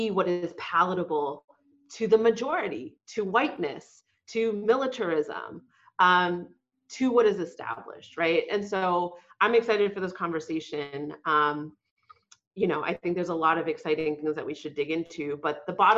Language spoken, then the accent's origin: English; Boston, Massachusetts, United States; She immigrated to the U.S. Right before I was born in Boston. I grew up working class